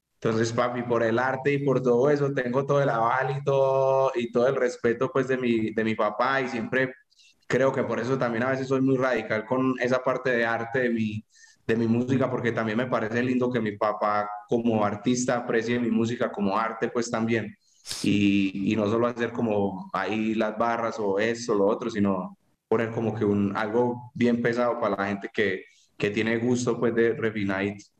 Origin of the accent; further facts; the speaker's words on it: Paisa, Antioquia, Colombia; como buen paisa enredador